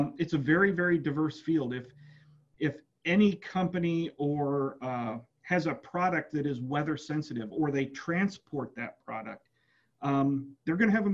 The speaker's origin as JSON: {"language": "English", "region": "West Central Illinois", "country": "United States", "tie": "born or raised there", "moved": "as an adult", "lives_now": "Starkville, United States", "said": "I'm from West Central Illinois. My undergraduate degree is from Western Illinois University in meteorology."}